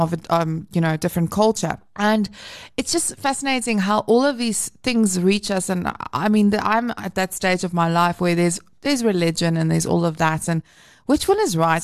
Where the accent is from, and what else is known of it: South Africa